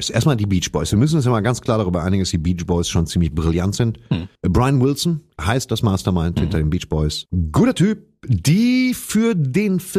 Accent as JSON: {"language": "German", "region": "East Germany", "country": "Germany", "said": "Ich bin ja aus dem Osten."}